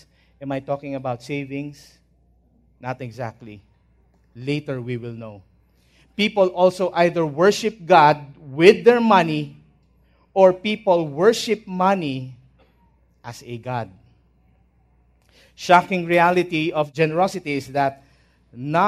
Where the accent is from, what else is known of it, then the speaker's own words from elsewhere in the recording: Manila, Metro Manila, Philippines; also born or lived in Ilocos Norte; We are from Ilocos Norte, though I was born in Manila. So I'm a Manila boy already